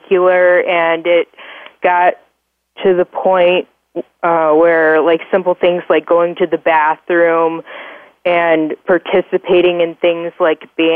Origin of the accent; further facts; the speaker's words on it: Orange City, Iowa, United States; I was born and raised in Orange City, Iowa